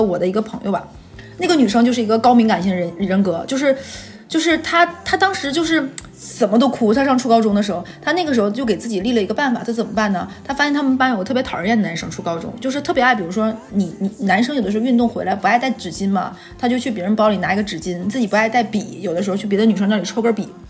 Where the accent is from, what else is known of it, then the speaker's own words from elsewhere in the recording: Northeast China, China; 我是东北人